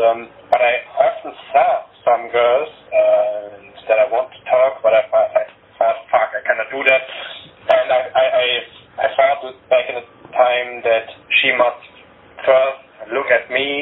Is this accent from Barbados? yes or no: no; Germany; English is a second language; I was born here in Germany. I cannot speak Bulgarian.